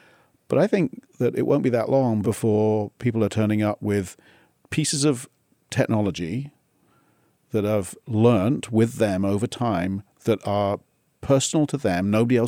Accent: South East England, United Kingdom; Near Oxford.

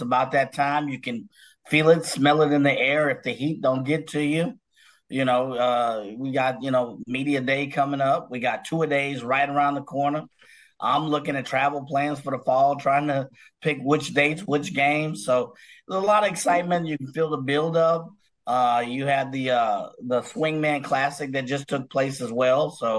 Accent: Texas, United States; I'm from Texas, man.

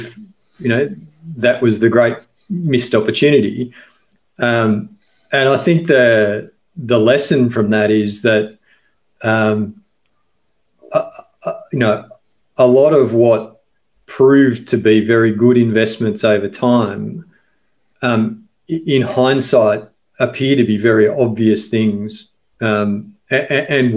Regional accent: Victoria, Australia; I grew up in Victoria, and as a kid in the late 70s and early 80s, if you went to coastal towns in Victoria

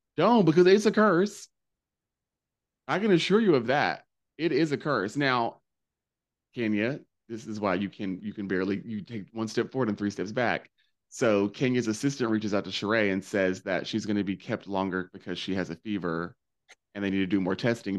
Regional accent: the South, United States; I grew up in the South. I'm made in the South.

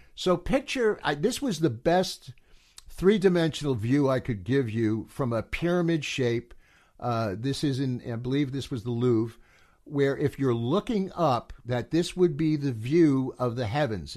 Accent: United States; being an American

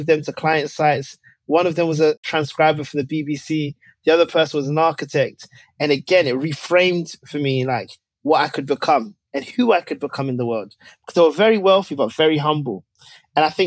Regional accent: London, United Kingdom; I grew up in Tottenham, North London, British-born Ghanaian

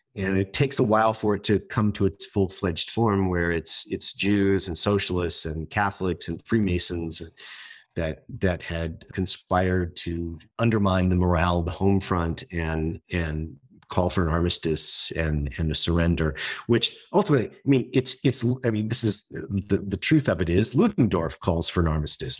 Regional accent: United States; as an American

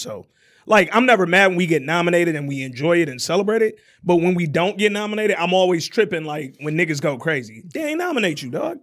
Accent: Oak Park, Michigan, United States; also born or lived in Alabama; walking to Scotia Stop right here in Oak Park.

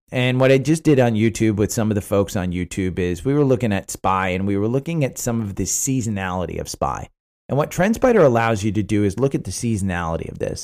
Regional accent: New Jersey, United States; growing up in New Jersey

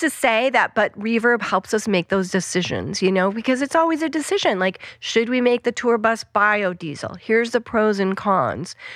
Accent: Western Colorado, United States; moved away; I grew up in Western Colorado

